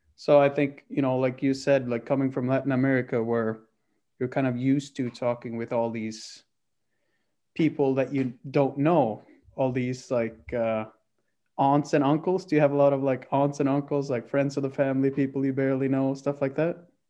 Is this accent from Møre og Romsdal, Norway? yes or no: no; Oslo, Norway; I'm from Oslo.